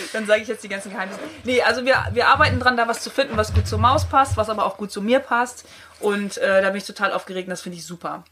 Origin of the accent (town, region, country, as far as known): countryside near Cologne, North Rhine-Westphalia, Germany